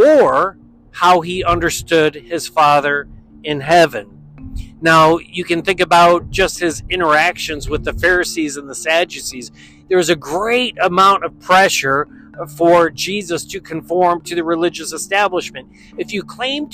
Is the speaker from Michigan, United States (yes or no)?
no; Western New York, United States; Growing up in Western New York